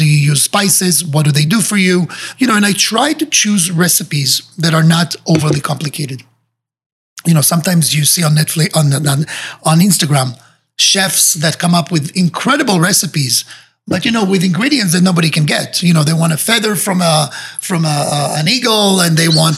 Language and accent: English; Israel; moved away as an adult; now in Miami, United States; I was growing up in Israel